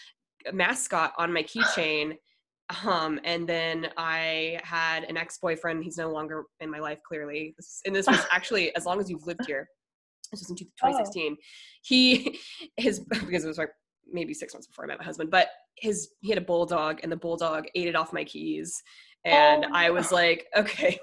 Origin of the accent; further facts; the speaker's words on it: Minnesota, United States; moved away; also born or lived in Denver; I was born in Minnesota.